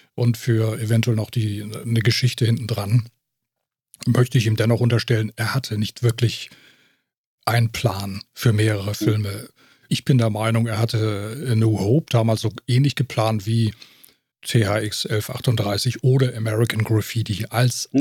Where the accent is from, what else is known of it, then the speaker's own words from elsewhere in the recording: Germany; bei uns äh, Deutschen, also bei uns in Deutschland